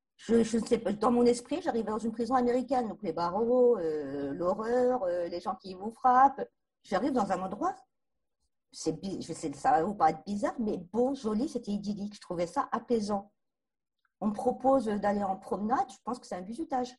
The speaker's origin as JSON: {"language": "French", "town": "Bourges", "region": "Centre-Val de Loire", "country": "France", "tie": "born or raised there", "said": "Je suis née à Bourges, scolarisée à l'école de la République"}